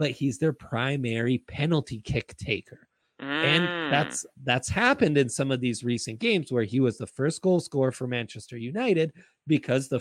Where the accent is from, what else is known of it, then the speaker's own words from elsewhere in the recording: Italy; moved away; I grew up in Italy.